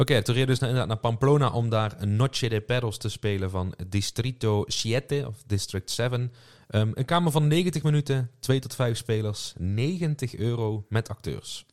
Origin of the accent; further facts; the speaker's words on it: Netherlands; voor ons als Hollanders was het wel thuiskomen